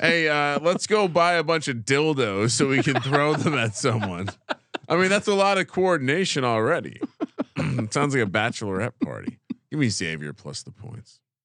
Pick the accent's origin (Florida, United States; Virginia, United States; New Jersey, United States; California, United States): New Jersey, United States; moved away; growing up in New Jersey